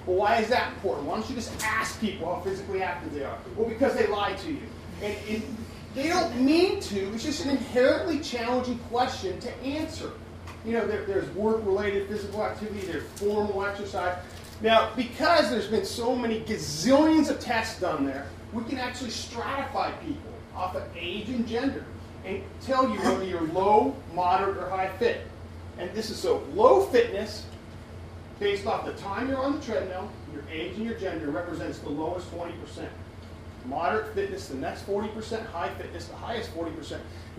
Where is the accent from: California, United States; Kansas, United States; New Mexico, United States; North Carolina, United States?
California, United States; also born or lived in Dallas / Denver; now in Baton Rouge, United States; But I'm from California. I lived in Dallas. I lived in Denver. I lived a few places.